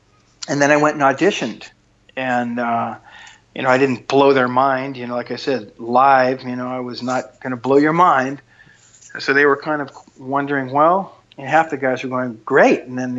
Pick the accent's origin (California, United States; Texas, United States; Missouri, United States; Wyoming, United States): California, United States; San Diego; I'm from San Diego, and I come from a broken home.